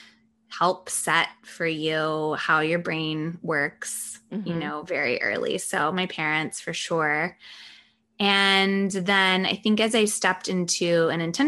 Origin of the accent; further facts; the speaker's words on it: the South, United States; I was born in the South. My family's all from the South